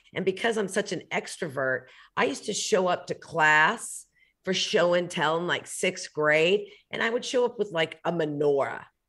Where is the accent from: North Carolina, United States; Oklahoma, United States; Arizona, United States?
Oklahoma, United States; Oklahoma City; I grew up in Oklahoma City